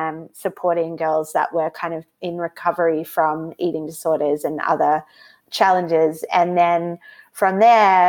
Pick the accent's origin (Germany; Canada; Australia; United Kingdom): Australia; also born or lived in United States; I'm from Australia